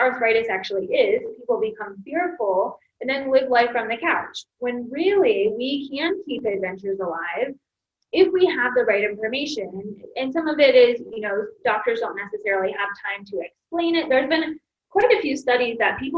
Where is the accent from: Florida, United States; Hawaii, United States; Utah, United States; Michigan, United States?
Michigan, United States; moved away; also born or lived in Ohio; I'm originally from Michigan, yes. So I've been in the Midwest most of my life